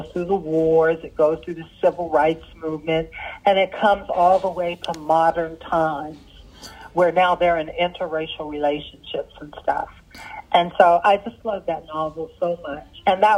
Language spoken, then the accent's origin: English; Sudan; English is a second language; That's how we were raised in Sudan.